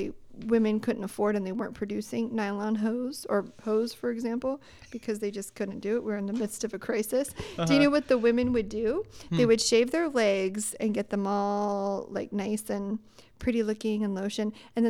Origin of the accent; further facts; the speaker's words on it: Sacramento, California, United States; I'm from Sacramento.